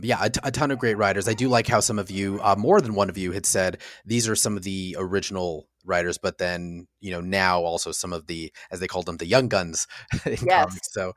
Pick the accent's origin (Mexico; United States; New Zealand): Mexico; Since I grew up in Mexico, it was all in Spanish, of course.